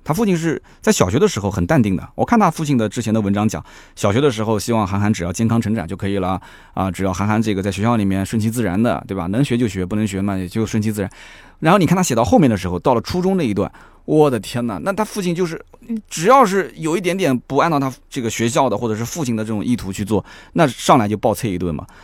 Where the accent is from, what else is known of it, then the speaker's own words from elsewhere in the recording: Nanjing, Jiangsu, China; also born or lived in Shanghai; 我们南京人基本上不怎么吃这个